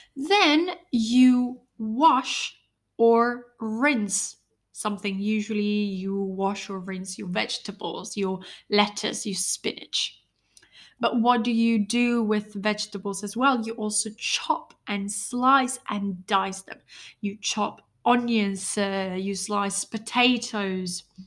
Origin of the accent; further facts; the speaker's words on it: Italy; I'm from Italy